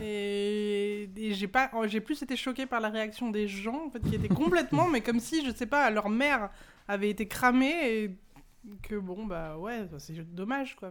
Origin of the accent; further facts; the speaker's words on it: Seine-et-Marne, Île-de-France, France; now in Pantin, France; je suis francilienne d'origine et je viens de Seine-et-Marne.